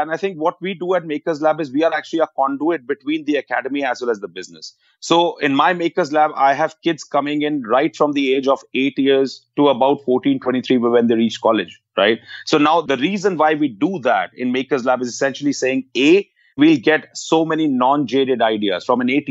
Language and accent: English; India; We, as an Indian economy, as a services industry, have to start loving the problems.